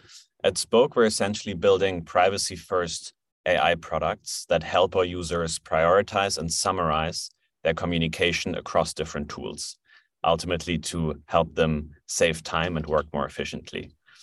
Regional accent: Germany; So I'm originally from Germany. I've been living in Berlin since 2016.

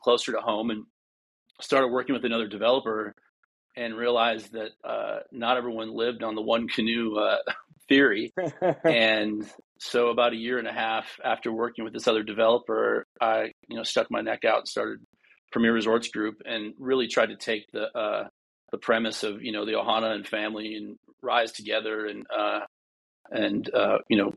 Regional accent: Duluth, Minnesota, United States; moved away as an adult; also born or lived in St. Cloud, Minnesota / Maui, Hawaii; I grew up in Duluth, Minnesota, which, if anybody's familiar, is about 100 miles from the Canadian border.

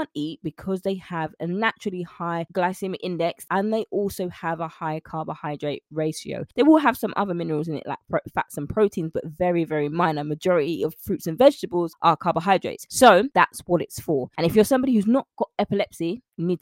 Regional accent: London, United Kingdom; I'm a Londoner. I'm from London, born and raised in the UK.

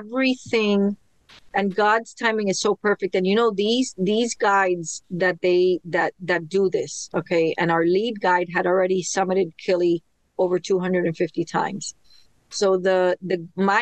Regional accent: Miami, Florida, United States; Born and raised in Miami

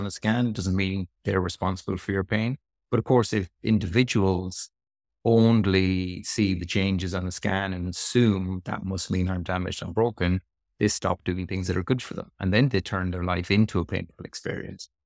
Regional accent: Sligo, Connacht, Ireland; moved away as an adult; also born or lived in Dublin / Australia; now in Cambridge, United Kingdom; I'm from Sligo in the West of Ireland, uh, beautiful sunny Sligo

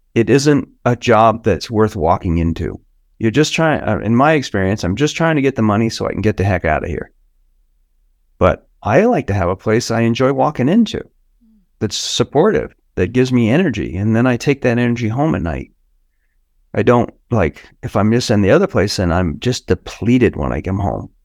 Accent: United States; I'm an American.

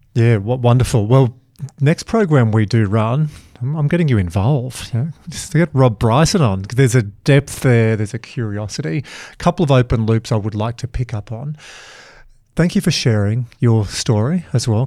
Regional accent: Dubbo and Glen Innes and Yass and Wagga, New South Wales, Australia; I'm from Dubbo and Glen Innes and Yass and Wagga

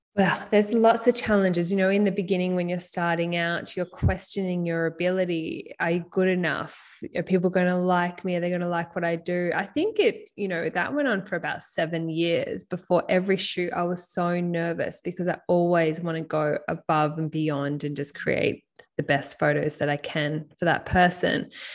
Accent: Byron Bay, New South Wales, Australia; throughout high school, growing up in Byron Bay

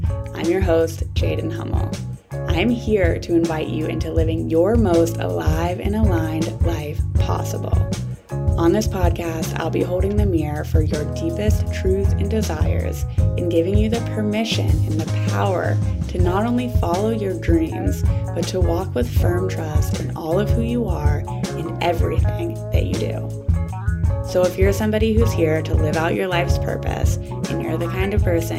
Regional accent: Pittsburgh, Pennsylvania, United States; So for me, since I'm from Pittsburgh, like Vermont, which is the East Coast, it just feels like home when I'm with people from that side of the country.

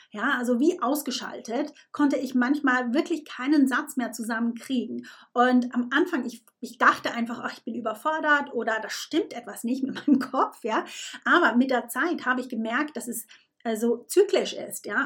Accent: Switzerland; now in United Kingdom; ich bin Schweizerin, die in England lebt.

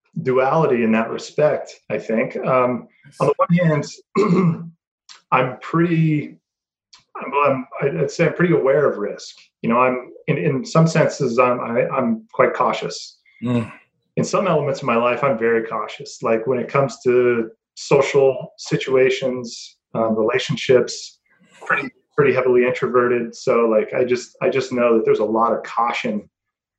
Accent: Greeley, Colorado, United States; moved away as an adult; also born or lived in Knoxville, Tennessee / Winston-Salem, North Carolina / Fort Collins, Colorado; I'm originally from a small town in northern Colorado called Greeley

